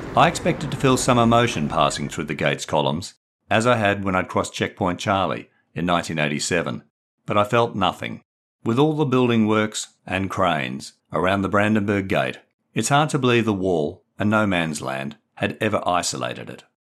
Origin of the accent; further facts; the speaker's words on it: Perth, Western Australia, Australia; moved away as an adult; also born or lived in England; growing up in distant Perth, Western Australia